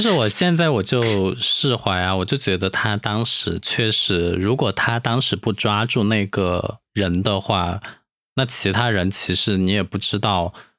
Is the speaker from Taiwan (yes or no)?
no; Chongqing, China; 我们重庆老家那边叫小娘